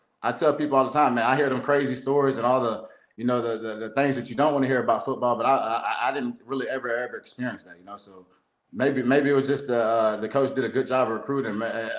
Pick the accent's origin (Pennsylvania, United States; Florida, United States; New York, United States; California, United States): Florida, United States; Lakeland; I'm from Lakeland, Florida, bro.